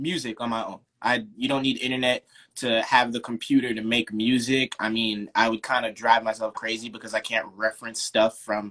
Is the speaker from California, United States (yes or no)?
no; Long Island, New York, United States; moved away as an adult; also born or lived in Florida; I left Long Island when I was 18, went to school in Florida